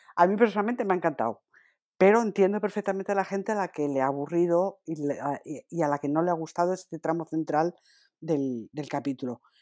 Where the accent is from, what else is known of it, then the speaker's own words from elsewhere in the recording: Asturias, Spain; Yo soy asturiana